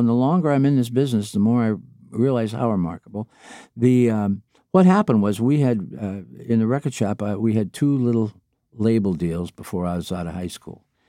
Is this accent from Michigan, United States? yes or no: yes; Niles, Michigan, United States; a job in a local record store in Niles, Michigan, my hometown